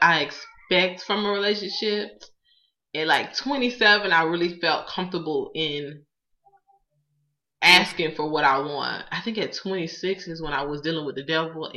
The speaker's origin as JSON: {"language": "English", "area": "Palm Beach County", "region": "Florida", "country": "United States", "tie": "born or raised there", "moved": "yes", "said": "I'm not from Georgia. I'm really from Florida. I'm really from Palm Beach County"}